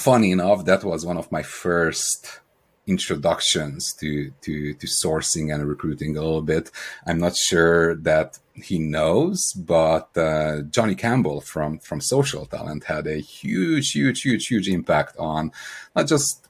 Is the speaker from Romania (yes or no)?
yes; Romania; accent: Eastern European; also born or lived in Hungary / Ireland; now in Seattle, United States; I'm the odd accent that you hear is Eastern European. I was born in Romania